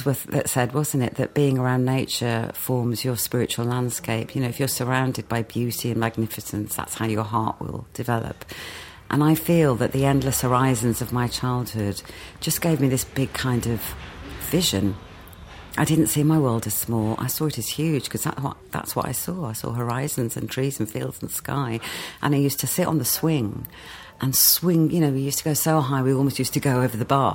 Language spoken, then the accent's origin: English; West Midlands, United Kingdom; also born or lived in Wolverhampton / Walsall; I was a country girl, grew up in Black Country mining village